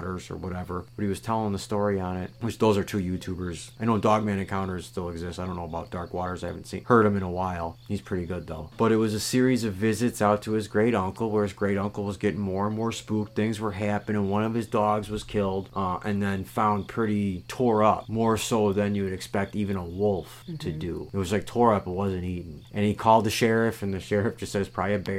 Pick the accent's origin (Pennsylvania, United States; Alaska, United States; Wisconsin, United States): Wisconsin, United States; Kenosha County; I am from Kenosha County, right next to Walworth County, the Beast of Bray Road